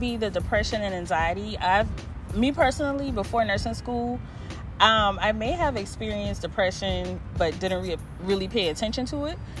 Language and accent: English; Charleston, South Carolina, United States; I'm from Charleston, South Carolina